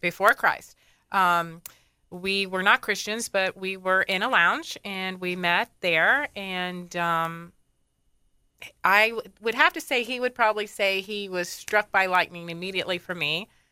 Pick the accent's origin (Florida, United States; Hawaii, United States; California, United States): Florida, United States; Dunedin; also born or lived in Tarpon Springs, Florida; I'm a Floridian. I was born in Dunedin. Okay. And lived here my whole life.